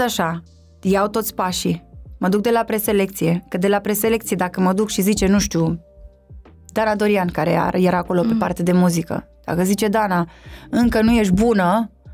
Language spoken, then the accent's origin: Romanian; Sebeș, Alba County, Romania; moved away as an adult; also born or lived in Cluj-Napoca, Romania; now in Bucharest, Romania; Am plecat din Sebeș în Cluj când aveam cred că nici 19 ani nu aveam